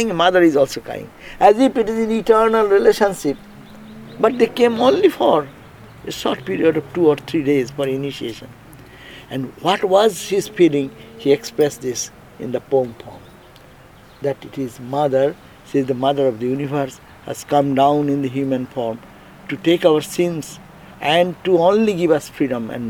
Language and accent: English; India